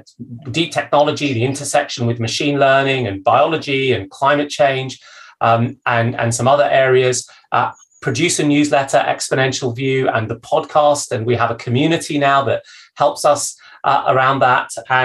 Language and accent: English; Zambia; born there; where I was born in Zambia, where my dad was working for an economic development organization, helping a newly independent Zambia develop the types of institutions that well-run countries have.